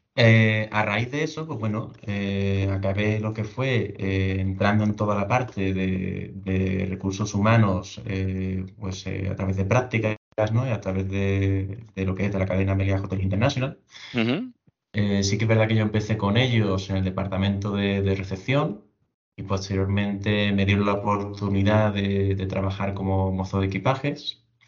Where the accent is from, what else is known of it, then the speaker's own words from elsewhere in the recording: Seville, Andalusia, Spain; yo soy soy de Sevilla